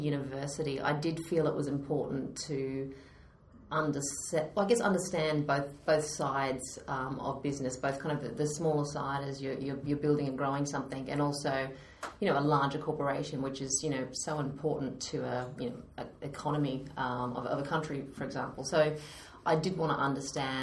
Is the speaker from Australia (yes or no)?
yes; Australia; accent: Australian; moved away as an adult; now in London, United Kingdom; So I am an Aussie Brit now, but I have not managed to lose my accent after sort of 10 years here.